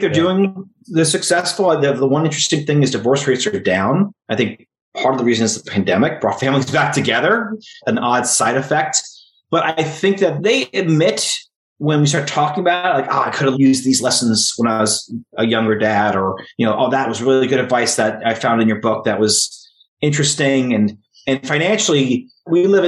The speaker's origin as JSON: {"language": "English", "region": "New Jersey", "country": "United States", "tie": "born or raised there", "said": "I was raised in North Jersey, and now I live 5 miles from where I was raised"}